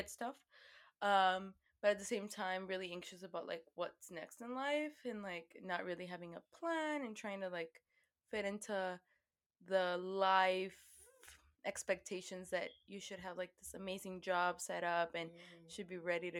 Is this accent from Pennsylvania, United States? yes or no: no; Houston, Texas, United States; also born or lived in Querétaro, Mexico / Boston; Y crecí aquí en Houston. Me vine a los, ¿cuántos años? A los 4 años.